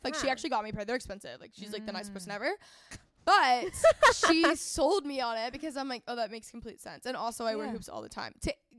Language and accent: English; North Texas, United States; I grew up in North Texas, like really competitive region for sports.